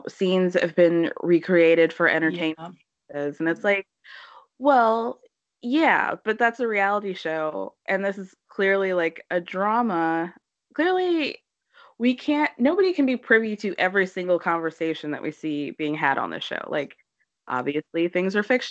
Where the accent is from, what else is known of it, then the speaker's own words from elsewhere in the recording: United States; my perspective as an American